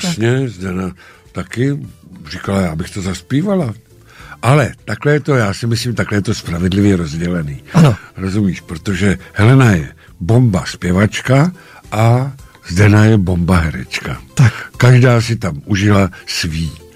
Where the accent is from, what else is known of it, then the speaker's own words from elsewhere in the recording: Šumava, Czechia; dětství, raný dětství prožil na Šumavě